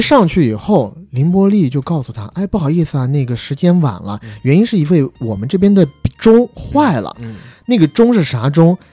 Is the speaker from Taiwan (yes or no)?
no; China; moved away as an adult; 我们在成年之前，基本上都是在国内长大的孩子